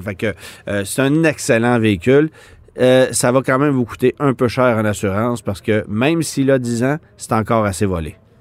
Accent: Quebec, Canada; chez nous au Québec

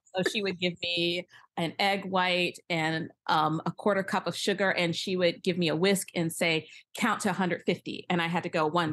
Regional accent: Michigan, United States; I grew up around in Michigan

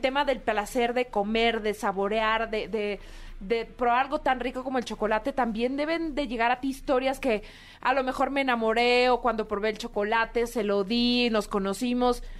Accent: Mexico; como mexicanos

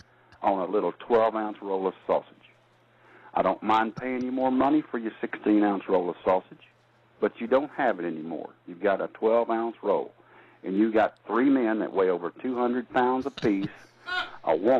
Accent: Texas, United States; I'm not from the North. I'm a Texas man

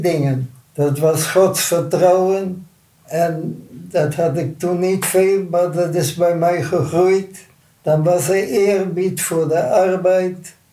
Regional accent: Netherlands; moved away as an adult; also born or lived in Canada; ik ben als Nederlander veroordeeld. Ik ben als Nederlander naar Nederland gekomen

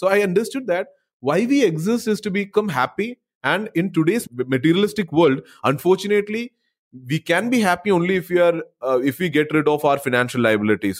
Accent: Kerala, India; also born or lived in Bangalore; I kind of moved back to my hometown after 7-8 years back in Kerala

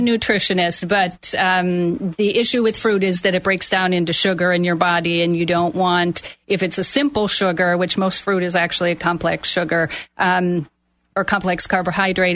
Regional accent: Milwaukee, Wisconsin, United States; moved away as an adult; I am from Milwaukee, Wisconsin. I moved down here over 30 years ago

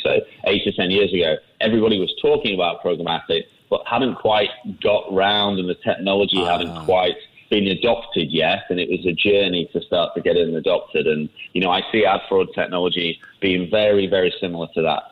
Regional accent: England, United Kingdom; moved away as an adult; now in Singapore; I've lived here for 15 years now. Uh, you can probably hear from I'm from England

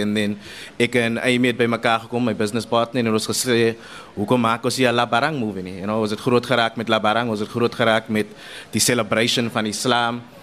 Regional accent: Paarl, Western Cape, South Africa; ek is van die Parel, but you know die die die gemeenskappe van die Cape Flats is maar baie dieselfde waar ek groot geraak het.

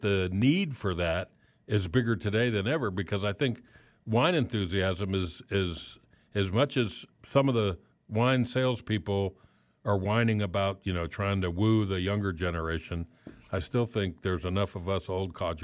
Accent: Miami, Florida, United States; now in Wichita, United States; I'm from Miami, and I miss it.

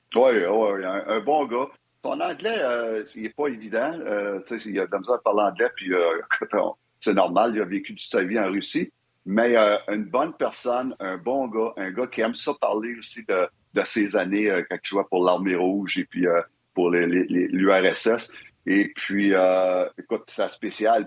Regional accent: Quebec, Canada

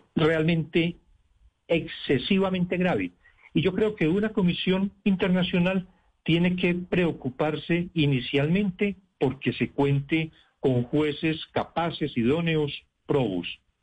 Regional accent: Colombia; mi país

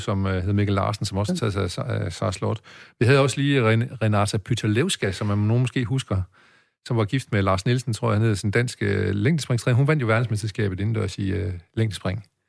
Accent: Denmark; oppe i høj, hvor jeg er vokset op

